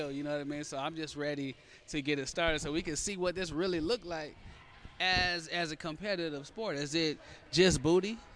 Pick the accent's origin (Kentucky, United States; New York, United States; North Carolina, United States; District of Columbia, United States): Kentucky, United States; Louisville; I'm from Kentucky.